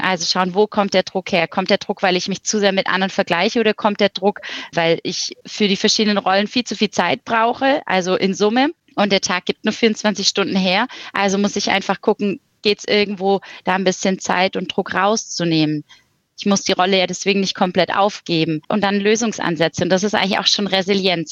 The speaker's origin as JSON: {"language": "German", "area": "Swabia", "region": "Baden-Württemberg", "country": "Germany", "also_born_or_lived": "Ulm", "accent": "leicht schwäbisch", "moved": "as an adult", "lives_now": "Düsseldorf, Germany", "said": "ein leicht schwäbischer Akzent mitschwingt, möglicherweise, als aus dem Süden komme"}